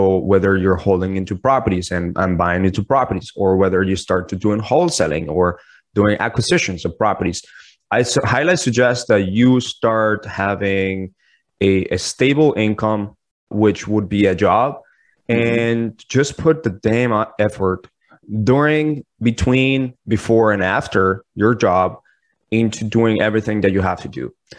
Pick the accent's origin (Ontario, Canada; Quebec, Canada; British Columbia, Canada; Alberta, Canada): Ontario, Canada; Toronto; now in United States; So in the United States, I came in from Toronto as a Canadian citizen.